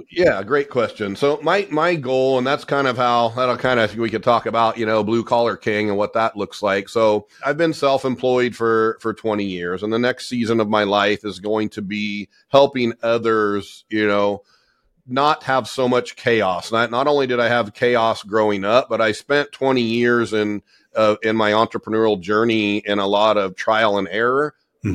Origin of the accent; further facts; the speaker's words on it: Southern California, United States; I grew up in Southern California. I'm born and raised in in SoCal